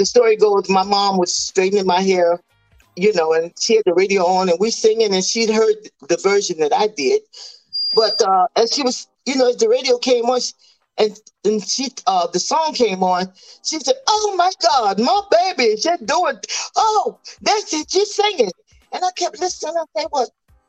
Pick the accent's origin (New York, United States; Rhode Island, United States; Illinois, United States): Illinois, United States; Chicago; I came from Chicago, Illinois, mm-hmm. and at that time I was only 16 years old.